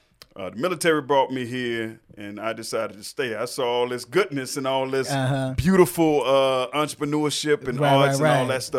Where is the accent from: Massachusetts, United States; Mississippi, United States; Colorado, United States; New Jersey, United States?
Mississippi, United States; Jackson; No, man, originally I'm from Jackson, Mississippi, man.